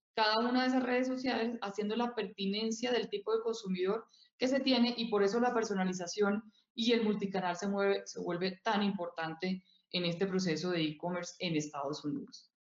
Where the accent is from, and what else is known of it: Colombia